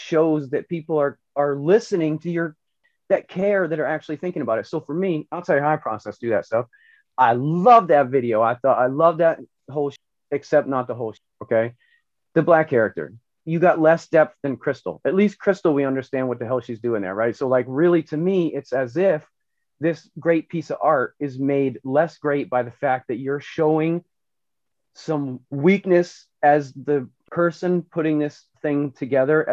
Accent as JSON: {"language": "English", "area": "Northeast Kingdom", "region": "Vermont", "country": "United States", "tie": "born or raised there", "said": "I grew up in the Northeast Kingdom"}